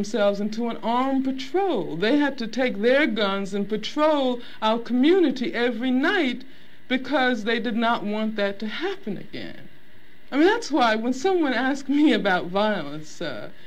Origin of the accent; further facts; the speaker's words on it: Birmingham, Alabama, United States; I grew up in Birmingham, Alabama